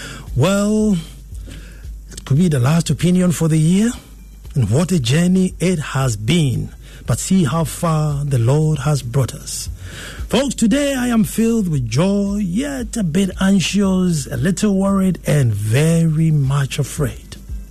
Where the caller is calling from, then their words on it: Dansoman, Greater Accra, Ghana; Hi, I'm tuned in from Dansoman